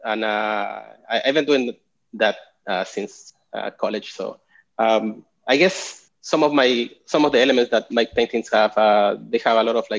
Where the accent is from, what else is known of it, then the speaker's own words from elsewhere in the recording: Chile; moved away as an adult; also born or lived in Portland, Oregon; now in Austin, United States; I'm originally from Chile, and I've been living